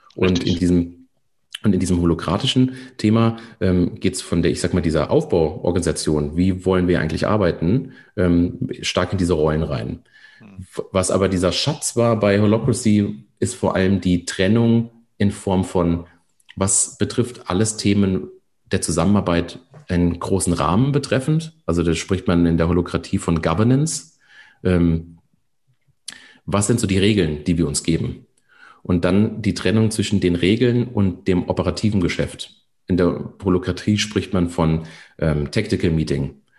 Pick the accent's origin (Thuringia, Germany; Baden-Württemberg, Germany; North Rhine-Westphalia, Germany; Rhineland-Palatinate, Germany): Rhineland-Palatinate, Germany; near Koblenz; Ich komme aus der Nähe von Koblenz, vom, am Rhein